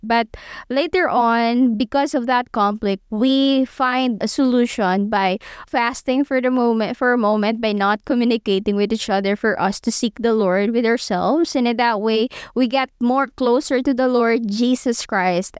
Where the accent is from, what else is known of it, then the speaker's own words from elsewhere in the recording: Philippines; me as a Filipina